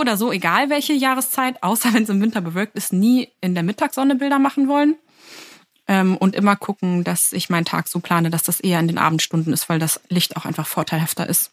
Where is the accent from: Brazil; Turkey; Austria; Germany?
Germany; Lower Saxony; now in Berlin, Germany; Ich bin aus Niedersachsen